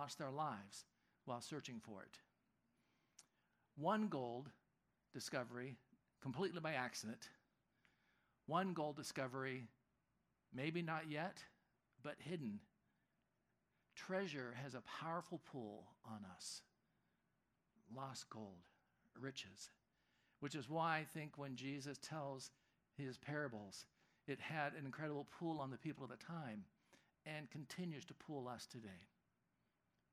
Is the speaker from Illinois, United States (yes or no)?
no; California, United States; Growing up in California, and you get your California history